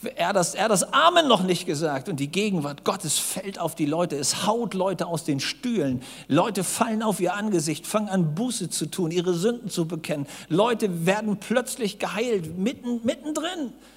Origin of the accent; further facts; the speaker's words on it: Hamburg, Germany; Ich saß als Junge in Hamburg